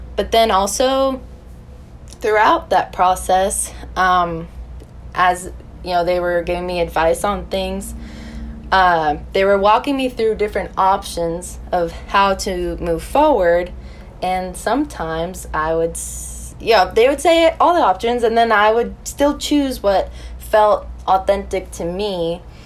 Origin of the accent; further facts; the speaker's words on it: West Milford, New Jersey, United States; moved away as an adult; now in Nashville, United States; I'm from West Milford, New Jersey